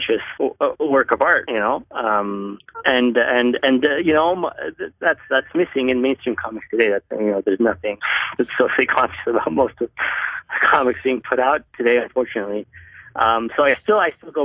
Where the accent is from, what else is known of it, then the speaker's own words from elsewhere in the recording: Egypt; growing up in Egypt, I had an incredibly limited access to comics